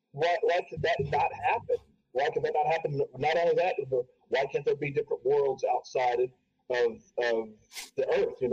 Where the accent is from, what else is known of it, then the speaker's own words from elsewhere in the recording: Urbana, Ohio, United States; we used to live in a house back in my hometown of Urbana, Ohio.